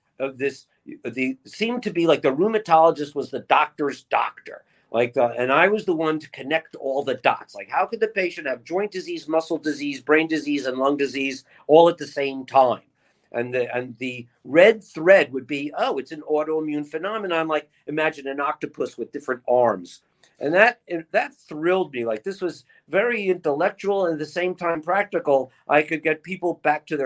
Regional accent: Long Branch, New Jersey, United States; now in Hollywood, Florida, United States; A Jersey Shore, Long Branch, Asbury Park, ….

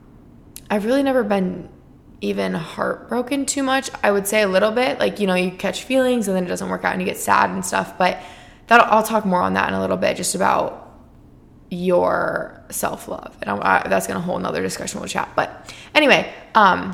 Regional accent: Iowa, United States; moved away as an adult; now in Arizona, United States; from my hometown

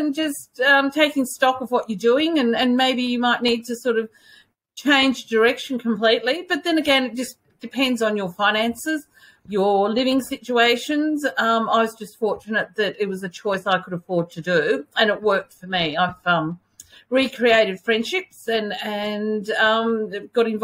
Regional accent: Melbourne, Victoria, Australia; moved away as an adult; now in Orange, Australia; I'm originally from Melbourne. So I, about 6 years ago, did take the big leap and moved to Orange in New South Wales

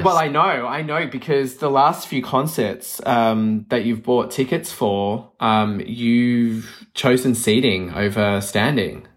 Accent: Melbourne, Victoria, Australia; moved away; I'm from Melbourne

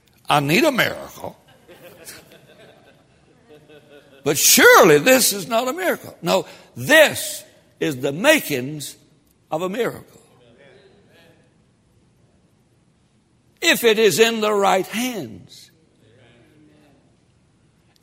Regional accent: Tennessee, United States; I'm from Tennessee

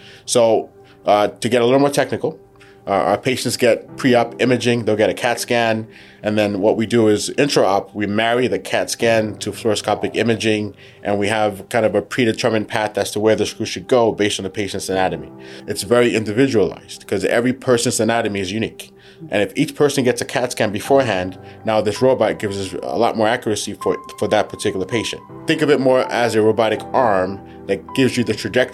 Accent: New York City, New York, United States; also born or lived in Providence, Rhode Island / Baltimore, Maryland / St. Louis, Missouri; I was born in Brooklyn.

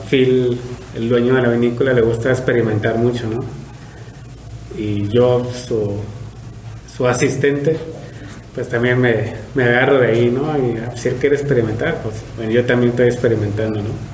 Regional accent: Apúndaro, Michoacán, Mexico; moved away as an adult; now in Valle de Guadalupe, Mexico; yo soy michoacano, eh, pueblito que se llama Apúndalo, somos del municipio de Tancítaro

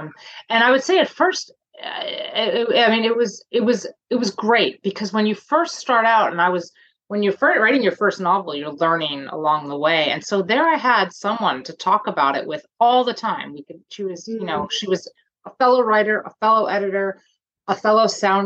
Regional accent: New Jersey, United States; moved away as an adult; now in Toronto, Canada; I'm originally from New Jersey, and I married a Canadian man and live in Toronto now in Canada.

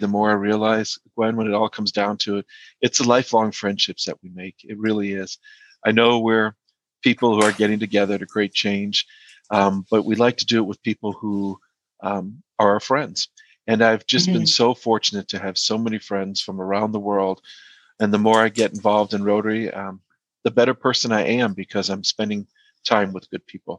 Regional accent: Georgia, United States; I'm from Georgia. That's where I grew up.

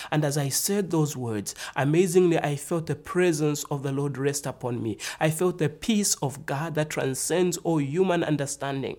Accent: Zambia; I'm from Africa. I was born in the nation called Zambia.

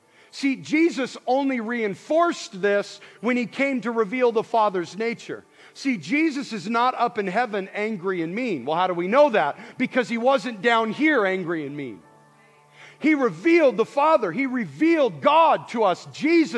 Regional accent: Montana, United States; I grew up in Montana

